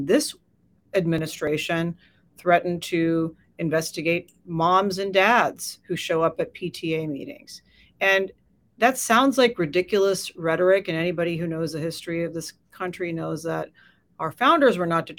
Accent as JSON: {"language": "English", "country": "United States", "said": "And so I think that's very alarming as an American."}